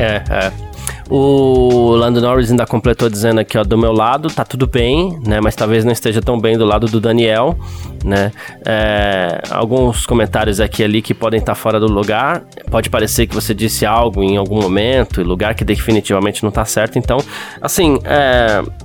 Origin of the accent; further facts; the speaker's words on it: Brazil; a gente tem essa mania aqui no Brasil